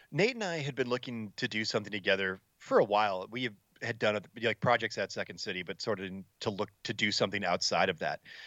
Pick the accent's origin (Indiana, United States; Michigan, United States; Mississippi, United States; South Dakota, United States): Michigan, United States; Allen Park; growing up in Allen Park, I, I'm like 10, 15 minutes outside of the the city of Detroit